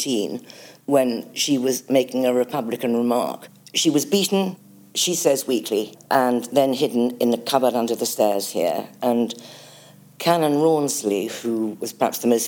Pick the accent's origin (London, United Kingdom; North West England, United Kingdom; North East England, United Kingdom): North West England, United Kingdom; Cartmel; I was born in Cartmore Vicarage